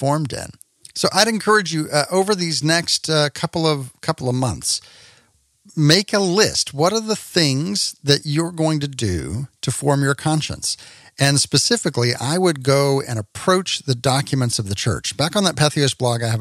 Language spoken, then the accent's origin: English; Texas, United States; also born or lived in Tulsa, Oklahoma; now in Washington, United States; I grew up in Texas